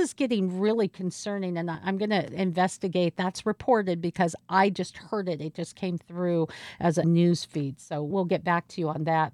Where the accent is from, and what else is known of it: Seattle, Washington, United States; born or raised there